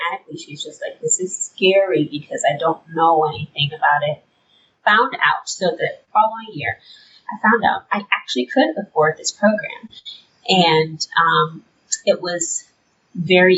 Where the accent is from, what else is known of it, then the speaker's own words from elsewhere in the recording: Detroit, Michigan, United States; moved away as an adult; now in Grand Rapids, United States; I grew up in Detroit, born and raised, and I never left Detroit until I went to college